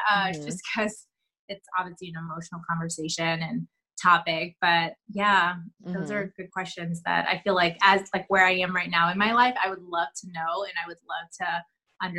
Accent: St. Louis, Missouri, United States; also born or lived in Oakland, California; now in Chicago, United States; moved to St. Louis when I was about five. So pretty much raised in St. Louis

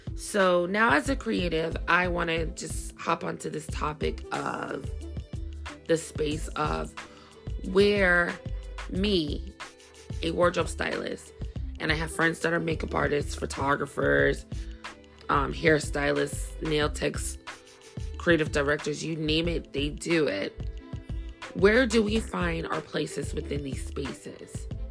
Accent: New York City, New York, United States; I'm from Brooklyn

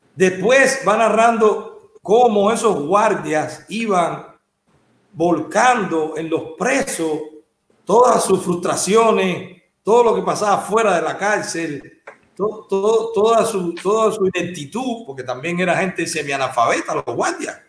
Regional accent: Cuba; moved away as an adult; Yo tengo 47 años, salí de Cuba con 33

